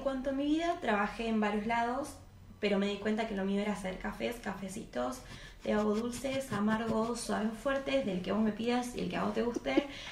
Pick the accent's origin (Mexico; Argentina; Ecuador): Argentina; Córdoba; soy de Córdoba Capital